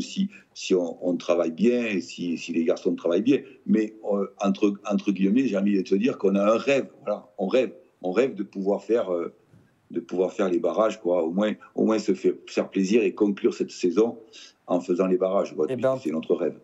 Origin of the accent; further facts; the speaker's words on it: Nouvelle-Aquitaine, France; je suis né en Aquitaine